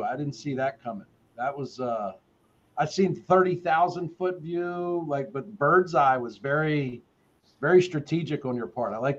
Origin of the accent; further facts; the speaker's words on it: the South, United States; Hey, I'm from the South and I'm black. You know, like we always say, don't count your chickens before they hatch.